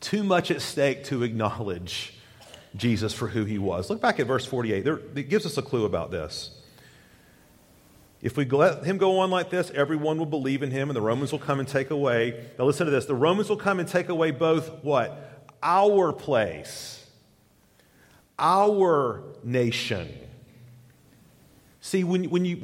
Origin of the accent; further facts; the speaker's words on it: Knoxville, Tennessee, United States; in the 80s, growing up on the University of Tennessee campus